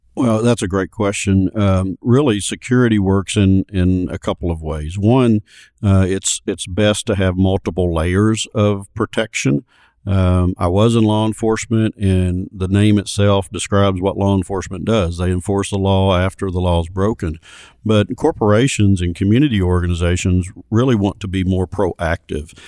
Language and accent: English; Little Rock, Arkansas, United States; I grew up in Little Rock